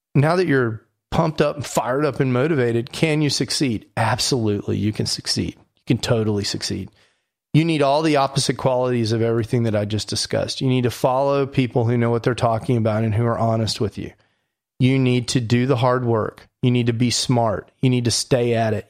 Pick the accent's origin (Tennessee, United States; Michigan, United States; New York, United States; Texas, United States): Texas, United States; Houston; I'm from Houston